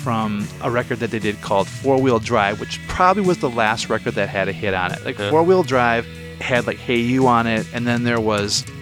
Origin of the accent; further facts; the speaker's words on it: Michigan, United States; moved away; when I moved away from Michigan, when you realize it's like, it's your connection to the state that you came from